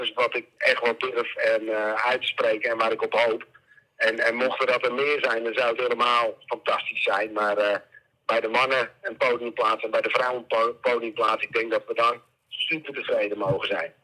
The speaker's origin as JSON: {"language": "Dutch", "country": "Netherlands", "said": "ons als Nederlanders"}